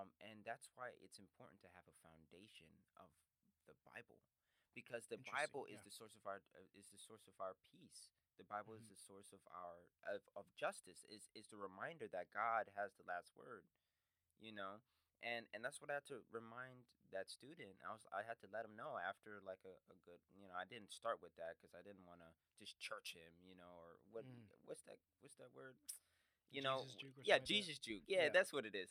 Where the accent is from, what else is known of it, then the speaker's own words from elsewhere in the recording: United States; I am American first, before Black, you know, because I was born here